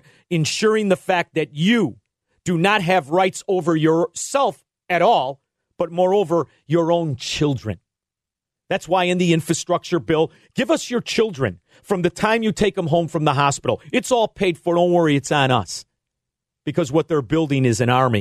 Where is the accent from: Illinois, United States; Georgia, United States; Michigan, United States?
Illinois, United States; Melrose Park; also born or lived in Chicago / Florida; I grew up in Melrose Park, and some of the best Americans I met were here from Mexico.